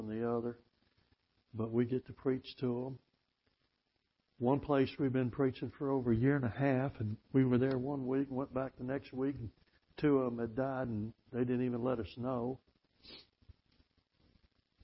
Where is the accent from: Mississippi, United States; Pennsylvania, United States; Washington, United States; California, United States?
Mississippi, United States; also born or lived in Tennessee; I'm from Mississippi